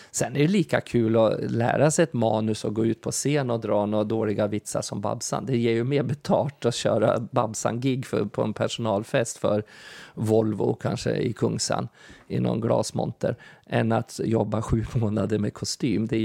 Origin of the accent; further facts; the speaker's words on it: Kalmar, Kalmar County, Sweden; jag tog fighten för dem